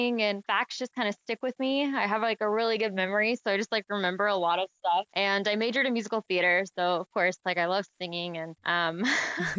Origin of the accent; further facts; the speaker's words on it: Arkansas, United States; I'm from Arkansas, which is a state that's not really known for being like the most environmentally eco-friendly state in America